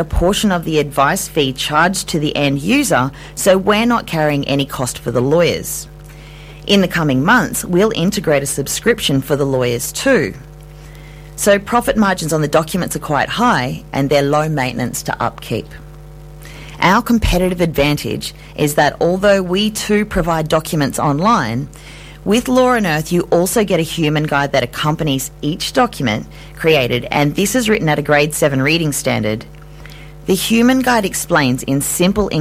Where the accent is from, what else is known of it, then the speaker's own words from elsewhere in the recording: Ayr, Queensland, Australia; I grew up in Eyre, a tiny country town in North Queensland